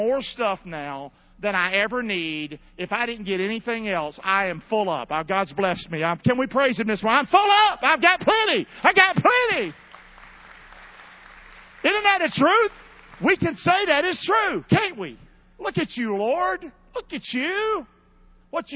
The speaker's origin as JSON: {"language": "English", "town": "Rockingham", "region": "North Carolina", "country": "United States", "moved": "yes", "lives_now": "Englewood, United States", "said": "I'm not from here. I'm from Rockingham, North Carolina. But Englewood's my town"}